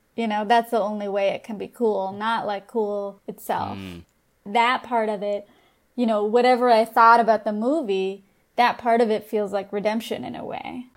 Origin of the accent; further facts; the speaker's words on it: Southern California, United States; we're all from Southern California at our core